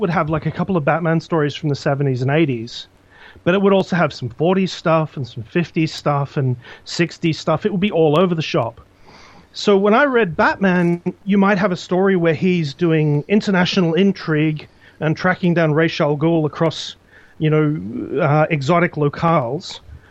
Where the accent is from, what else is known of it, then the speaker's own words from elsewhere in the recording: Australia; And one of the things about growing up in Australia is that most of the comics you read are reprints of American comics.